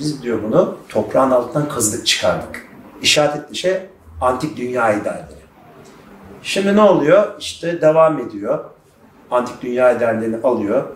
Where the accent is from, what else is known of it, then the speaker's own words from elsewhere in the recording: Turkey; Ben Türk'üm